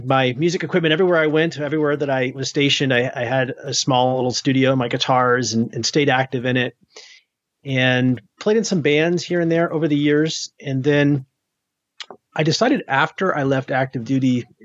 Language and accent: English; New Hampshire, United States; moved away; also born or lived in Maine; I grew up in the Northeast in New England, in New Hampshire, in Maine